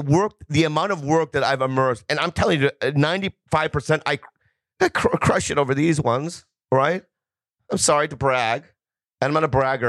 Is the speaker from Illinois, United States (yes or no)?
no; Poway, California, United States; I grew up in a town called Poway.